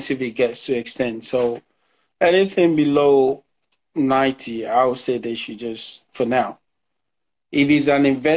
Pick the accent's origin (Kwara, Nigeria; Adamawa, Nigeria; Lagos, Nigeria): Lagos, Nigeria; moved away; I'm a typical Nigerian guy. I grew up in Lagos